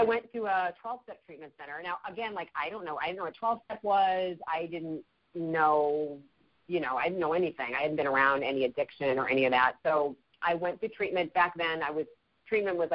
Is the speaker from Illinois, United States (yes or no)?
yes; Chicago, Illinois, United States; moved away; I grew up in Chicago, so I'm a Midwest uh-huh. girl